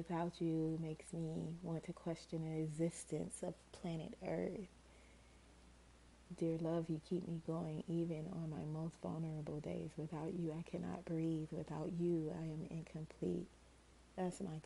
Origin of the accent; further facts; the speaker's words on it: Georgia, United States; I was from Georgia